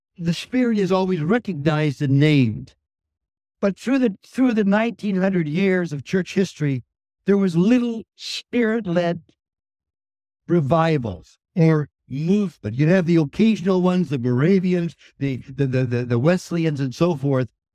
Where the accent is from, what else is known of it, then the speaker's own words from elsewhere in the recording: Saskatoon, Saskatchewan, Canada; moved away; also born or lived in Montreal; I was raised in Saskatoon